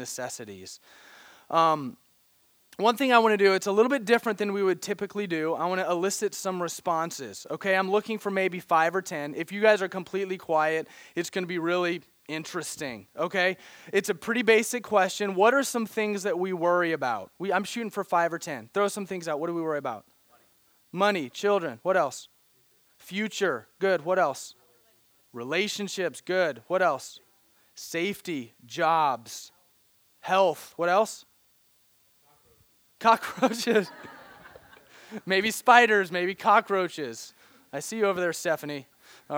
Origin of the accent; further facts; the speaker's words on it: Branson, Missouri, United States; moved away; I grew up in Missouri, a little town called Branson, Missouri